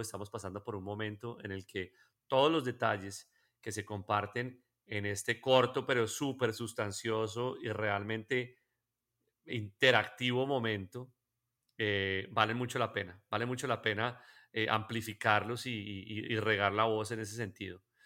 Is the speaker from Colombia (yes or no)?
yes; Colombia; nosotros como colombianos